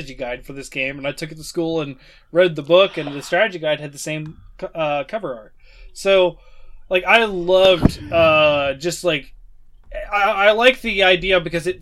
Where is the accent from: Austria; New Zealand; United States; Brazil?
United States; Chillicothe, Ohio; also born or lived in Waverly, Ohio; here in my hometown, Chillicothe, well, I say I live in Waverly, but Chillicothe is where you go if you want to find anything